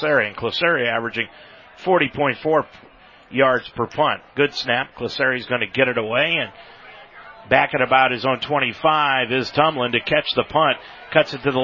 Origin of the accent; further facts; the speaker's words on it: Montpelier, Ohio, United States; my hometown team, the Montpelier Locomotives